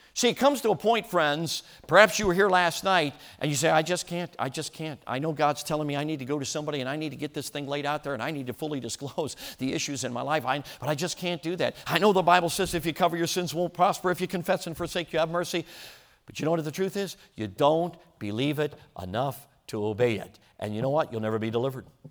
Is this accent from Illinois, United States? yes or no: yes; Chicago, Illinois, United States; moved away; Back when I was growing up, I grew up in Chicago.